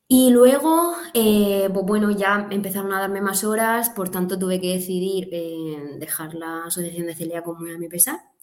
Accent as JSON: {"language": "Spanish", "town": "Catral", "region": "Valencian Community", "country": "Spain", "tie": "born or raised there", "moved": "yes", "lives_now": "Murcia, Spain", "said": "me nací, me crié en un pueblo muy pequeñito del sur de la provincia de Alicante, Catral se llama"}